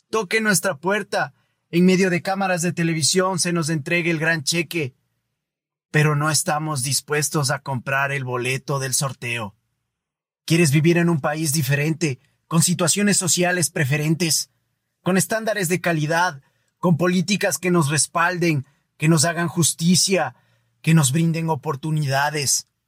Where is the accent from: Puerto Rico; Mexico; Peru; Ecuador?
Ecuador; Yo soy ecuatoriano y soy parte de este país.